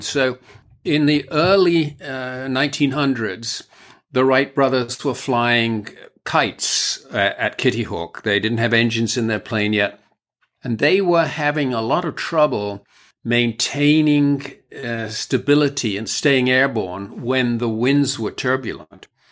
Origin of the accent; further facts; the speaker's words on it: United Kingdom; I'm British